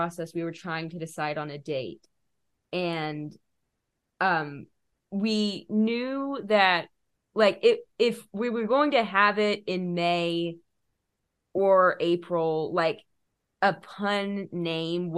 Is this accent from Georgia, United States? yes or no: yes; Georgia, United States; two people who were born and raised in Georgia